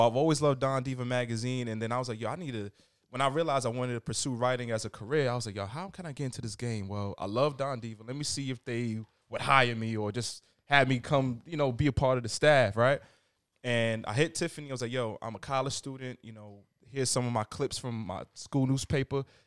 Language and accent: English; New York City, New York, United States; Jamaica Queens. Born